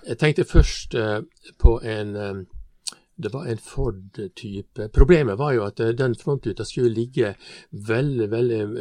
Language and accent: Norwegian; Stranda, Møre og Romsdal, Norway; Jeg kommer fra Stranda. Stranda er bygd innenfor eh, Ålesund